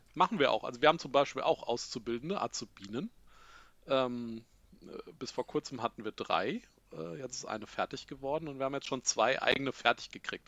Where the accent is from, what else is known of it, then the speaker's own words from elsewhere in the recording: Giessen, Hesse, Germany; now in Langgöns, Germany; ich komme tatsächlich hier aus Gießen. Da bin ich geboren, da habe ich auch lange gewohnt